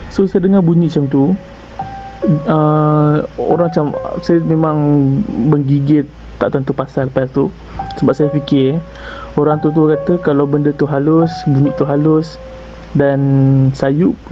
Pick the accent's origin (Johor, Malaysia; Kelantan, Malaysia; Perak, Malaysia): Perak, Malaysia; Kuala Kangsar; Saya berasal pada Kuala Kangsar.